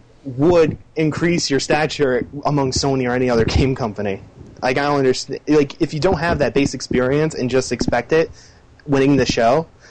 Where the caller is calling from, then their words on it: Albany, New York, United States; Hey, it's … from Albany, New York.